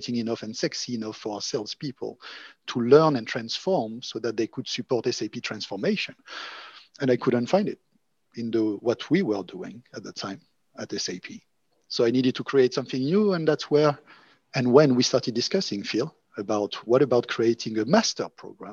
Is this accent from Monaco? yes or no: yes; Monaco; moved away; also born or lived in France / Oxford / Berlin; I'm originally from Monaco, and I guess because I was coming from a small country